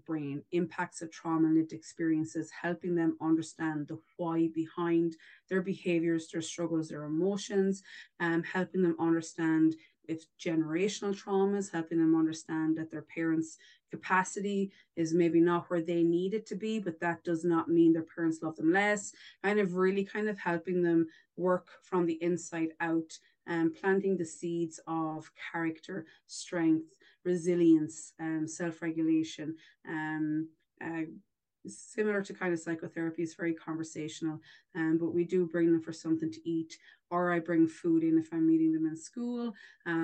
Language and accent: English; Ireland; accent: Irish; moved away as an adult; now in Alberta, Canada; I am Irish. I should have, in case nobody realized by my accent there, I'm definitely not from the East Coast. I'm further afield. I am Irish.